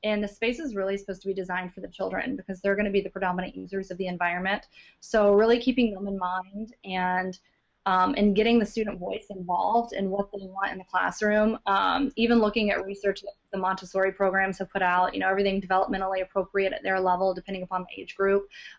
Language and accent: English; Louisiana, United States; also born or lived in Philippines / Calumet, Michigan / Biloxi, Mississippi; now in Michigan, United States; I actually grew up in Louisiana. I moved around a lot. So I was born in the Philippines, then moved to the UP of Michigan, actually, in Calumet. Then down to Biloxi, Mississippi, and then I lived all over in Louisiana